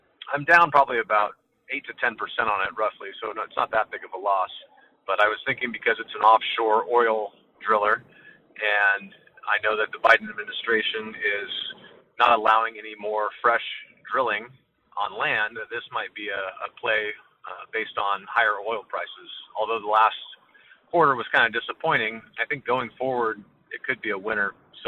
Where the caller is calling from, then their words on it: Sacramento, California, United States; I'm calling from Sacramento, California.